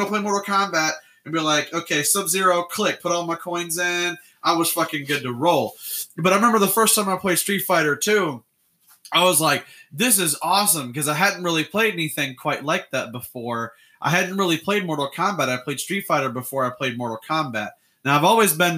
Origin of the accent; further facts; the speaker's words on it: Illinois, United States; I grew up in Illinois